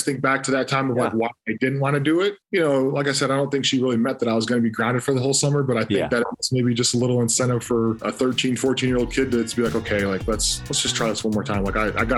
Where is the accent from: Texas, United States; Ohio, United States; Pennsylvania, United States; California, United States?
Ohio, United States; Toledo; growing up in Toledo